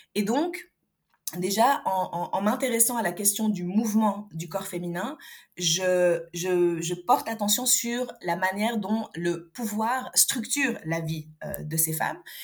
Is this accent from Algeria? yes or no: yes; Algiers, Algiers Province, Algeria; moved away; also born or lived in Europe; je suis née, j'ai grandi à Alger, et puis j'ai quitté